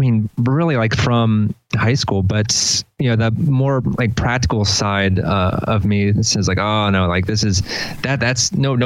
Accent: Delaware, United States; also born or lived in Philadelphia; Yeah, moved down to here about 7 years ago from Philly. Before that, I was living in, I'm from Delaware originally.

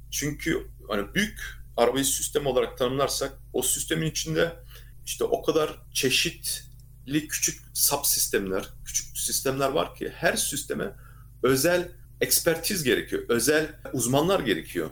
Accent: Erlangen, Bavaria, Germany; also born or lived in Nuremberg; Ben Erlangen doğumluyum.

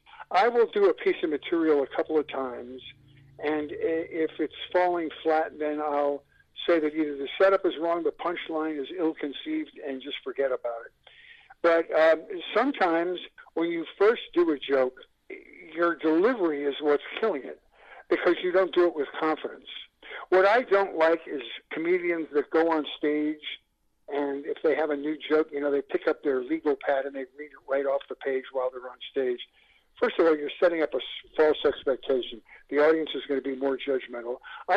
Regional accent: Buffalo, New York, United States; moved away as an adult; now in California, United States; I came out in 1980 from Buffalo, New York.

